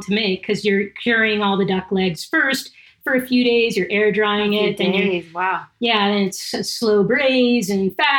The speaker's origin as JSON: {"language": "English", "region": "Southern California", "country": "United States", "said": "I'm from Southern California."}